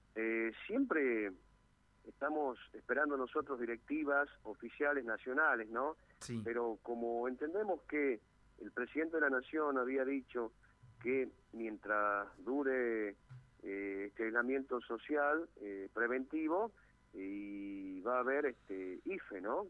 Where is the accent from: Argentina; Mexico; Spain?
Argentina; como argentinos